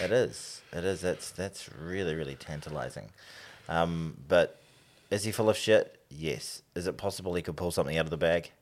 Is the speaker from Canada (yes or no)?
no; New Zealand; I'm from New Zealand